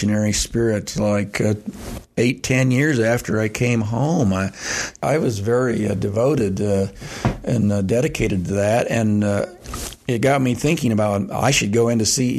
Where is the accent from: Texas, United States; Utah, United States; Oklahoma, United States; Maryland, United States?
Utah, United States; Salt Lake City; I grew up in Salt Lake City.